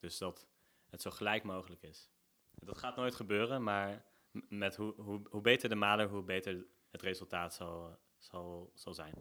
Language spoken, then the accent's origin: Dutch; Nijmegen, Gelderland, Netherlands; Ik kom uit Nijmegen. ik woon hier ook al 28 jaar.